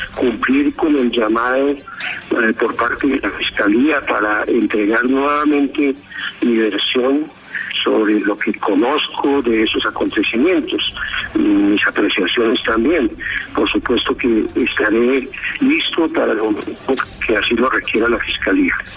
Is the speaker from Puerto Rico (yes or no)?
no; Colombia; como ciudadano colombiano